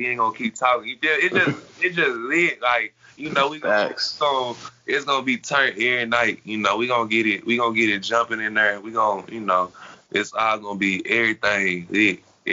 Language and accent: English; Conover, North Carolina, United States; now in Dallas, United States; I was born in Conover, North Carolina, so I grew up a Panthers fan because that's where my family from